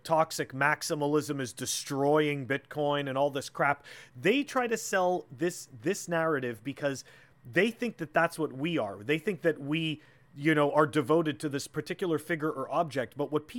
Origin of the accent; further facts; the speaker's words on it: Canada; I'm from Canada